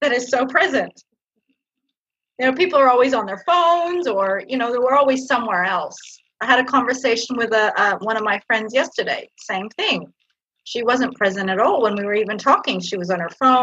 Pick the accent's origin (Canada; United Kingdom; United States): Canada; now in Australia; I come from Canada originally, grew up in Canada, but I was born in Australia, and now I live back in Australia